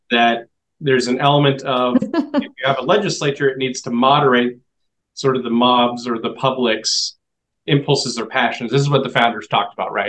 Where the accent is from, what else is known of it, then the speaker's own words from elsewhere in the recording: Washington, United States; I'm from Washington State